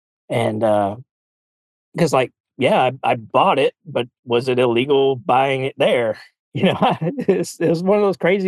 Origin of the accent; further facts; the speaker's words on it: the South, United States; accent: Southern; I guess we get to give everybody a reprieve from my Southern accent for next week